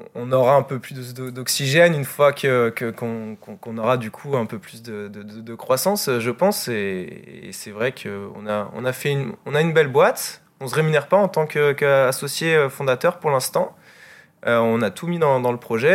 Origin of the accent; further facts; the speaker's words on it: Vannes, Brittany, France; moi je suis de, je suis de Vannes